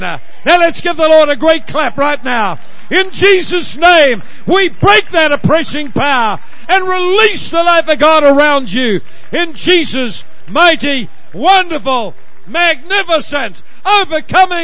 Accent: Ireland; I know I'm from Ireland

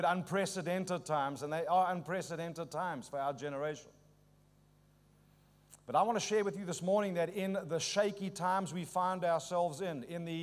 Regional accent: Auckland, New Zealand; You've just gathered from my accent. I'm not from these parts. I'm from South Auckland.

